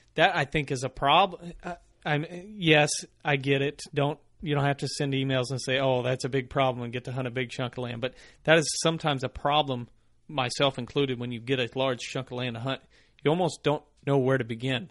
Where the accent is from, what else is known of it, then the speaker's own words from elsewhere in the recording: the Ozarks, United States; growing up in the Ozarks